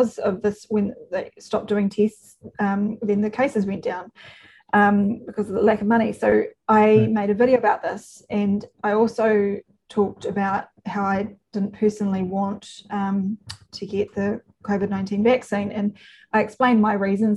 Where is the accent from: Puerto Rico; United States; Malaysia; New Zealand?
New Zealand; I'm a New Zealander